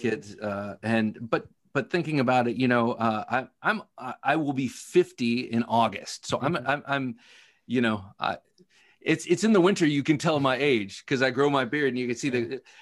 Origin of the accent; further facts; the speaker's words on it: Ohio, United States; I grew up in Ohio